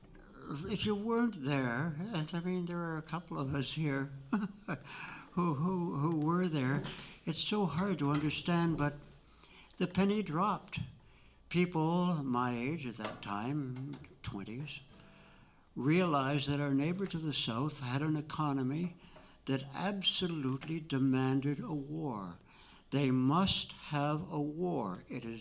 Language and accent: English; Toronto, Ontario, Canada; I am a Canadian, born in Toronto